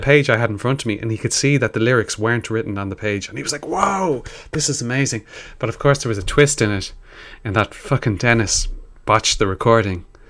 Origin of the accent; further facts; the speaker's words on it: Ireland; We're, we're rappers from Ireland